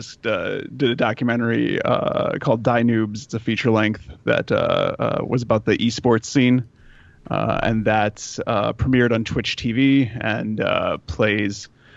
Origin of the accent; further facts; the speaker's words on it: Wausau, Wisconsin, United States; also born or lived in Oshkosh, Wisconsin; I grew up just outside of Wausau, only a 20-minute drive or so.